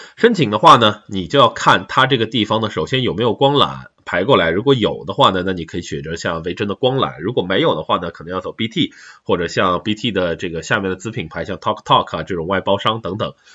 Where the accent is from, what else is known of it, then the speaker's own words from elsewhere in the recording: China; 我们中国人